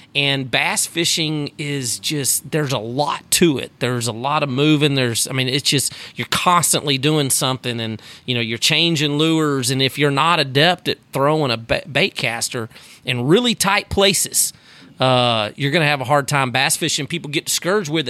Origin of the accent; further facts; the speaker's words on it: Sugar Land, Texas, United States; I grew up in Sugarland, Texas, outside of Houston